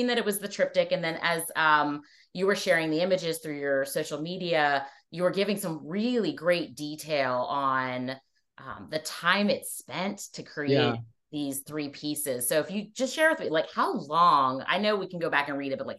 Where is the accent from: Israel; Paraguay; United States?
United States; North Carolina; I grew up in North Carolina.